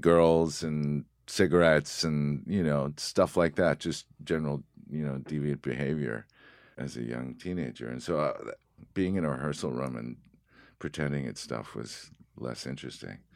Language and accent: English; Haverhill, Massachusetts, United States; I was born in, uh, Haverhill, Massachusetts